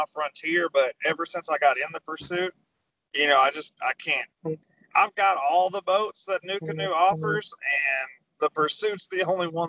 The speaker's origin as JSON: {"language": "English", "region": "Arkansas", "country": "United States", "said": "I'm from Arkansas."}